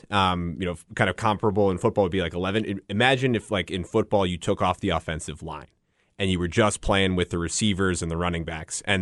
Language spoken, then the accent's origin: English; Northeast, United States; I'm I, from the Northeast originally.